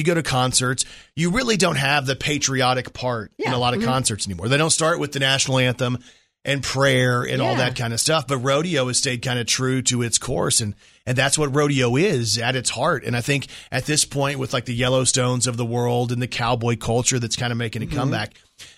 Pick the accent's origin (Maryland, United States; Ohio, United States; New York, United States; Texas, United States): Texas, United States; now in Arkansas, United States; I'm from Texas